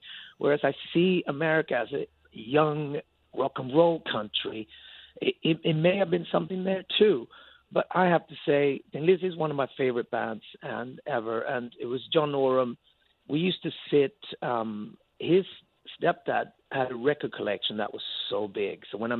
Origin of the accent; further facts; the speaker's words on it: Sweden; English is a second language; now in London, United Kingdom; I've been in London since a long, long, long time. I lived abroad longer than I lived in Sweden, but I have my family there.